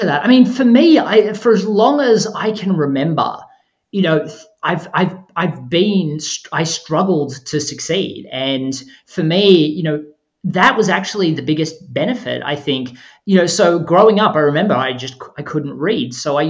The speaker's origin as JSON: {"language": "English", "country": "Australia", "said": "you said that I was from Australia earlier. I mean, Australia closes down at Christmas time. I mean, it's summer and Christmas at the same time in Australia in December. And because of that, we close on the 20th of December"}